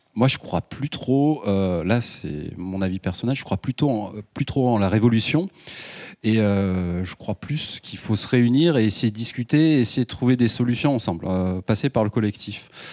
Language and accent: French; Ardèche, Auvergne-Rhône-Alpes, France; je viens d'Ardèche